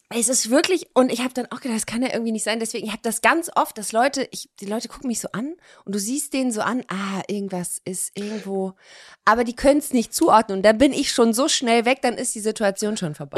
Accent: Cologne, North Rhine-Westphalia, Germany; moved away as an adult; also born or lived in Hamburg; now in Cologne, Germany; Ich komme ja aus Köln, also ich bin ja quasi da im Umland geboren

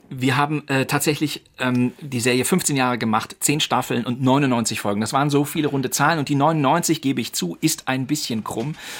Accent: Rhineland, Germany; also born or lived in Cologne / Berlin; das Rheinland ist und bleibt meine Heimat.

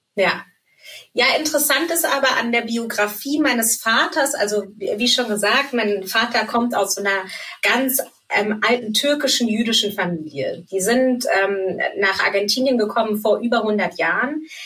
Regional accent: Germany; also born or lived in Frankfurt / Munich; Ich bin in Deutschland geboren und ähm, habe auch hier eigentlich fast mein ganzes Leben gelebt.

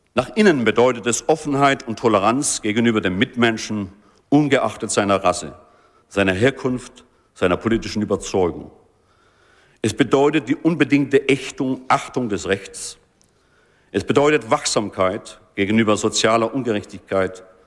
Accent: Germany; unserer Identität als Deutsche

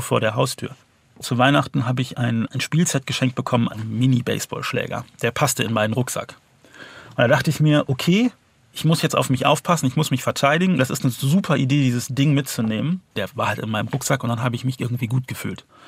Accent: Cologne, North Rhine-Westphalia, Germany; Ich komme aus Köln

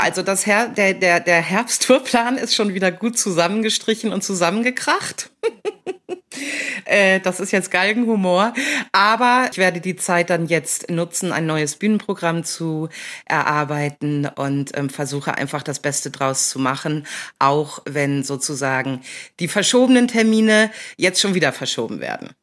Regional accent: North Rhine-Westphalia, Germany; also born or lived in Hamburg; now in Jabel, Germany; aufgewachsen in Ostwestfalen, in einer kleinen Ortschaft

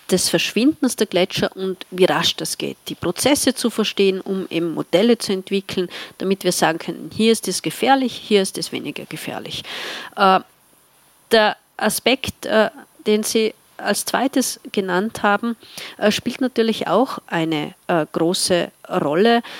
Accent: Tyrol, Austria; Ich komme aus einer Gegend, in der im Winter sehr viel Schnee liegt. Äh, das schneereichste Dorf Österreichs

